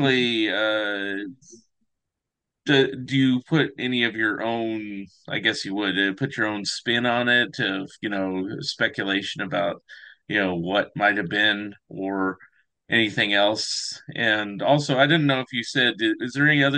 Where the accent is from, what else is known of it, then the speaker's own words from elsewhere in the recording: California, United States; moved away as an adult; also born or lived in Eugene, Oregon; now in Springfield, United States; I'm originally from California, but, you know, it's like, you know, I moved up here about a decade ago